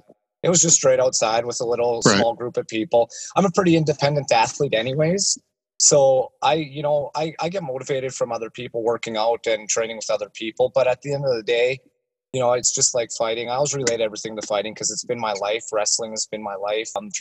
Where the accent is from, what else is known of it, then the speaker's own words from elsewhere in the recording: Regina, Saskatchewan, Canada; I'm from Regina, Saskatchewan